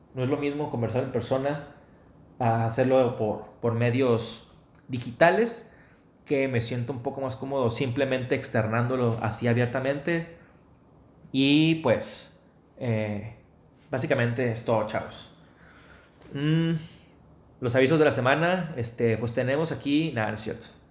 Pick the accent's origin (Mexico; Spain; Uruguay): Mexico; Mexicali, Baja California; now in Monterrey, Mexico; ahorita vivimos en Monterrey, en mi ciudad natal, Mexicali, en mi estado, Baja California, en mi estado actual, Nuevo León